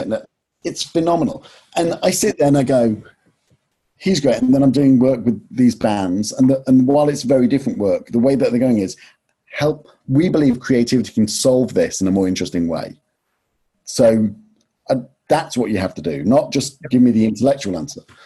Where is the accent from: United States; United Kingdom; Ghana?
United Kingdom; Nottingham, East Midlands; moved away; also born or lived in London; I was from Nottingham and didn't go to university